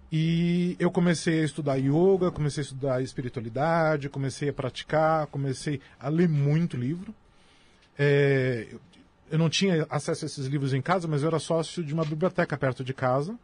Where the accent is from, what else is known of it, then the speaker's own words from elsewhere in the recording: São Paulo, Brazil; eu sou da zona sul de São Paulo. É, eu sou da região de Guarapiranga nos anos 80, a região de Guarapiranga era uma das regiões mais violentas da cidade de São Paulo. A polícia não entrava lá. Era muito comum na minha infância ver cadáver na rua